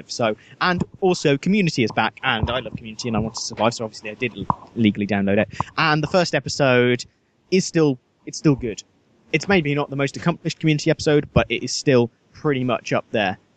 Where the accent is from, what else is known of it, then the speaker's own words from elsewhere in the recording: Nottingham, East Midlands, United Kingdom; born there; Well, no, it's pretty big in Nottingham. I was born in Nottingham.